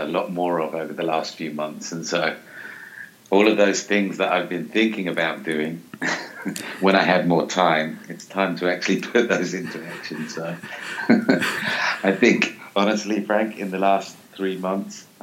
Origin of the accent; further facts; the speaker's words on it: London, United Kingdom; moved away as an adult; now in Englewood, United States; I grew up here in London, and you know the family connections are still very tight